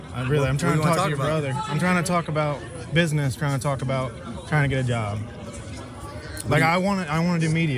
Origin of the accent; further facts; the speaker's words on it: Norwalk, Ohio, United States; moved away as an adult; I'm originally from Ohio.